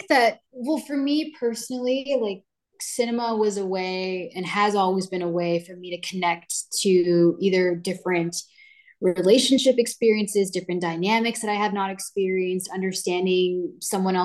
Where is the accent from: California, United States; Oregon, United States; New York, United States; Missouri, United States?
California, United States; Downey; I was born and raised in Downey, California.